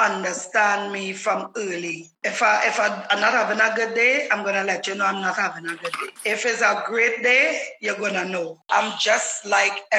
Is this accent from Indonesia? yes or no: no; Trinidad & Tobago; I'm a Trini Lucian. My father and grandmother is St. Lucian. I was born in Trinidad and Tobago.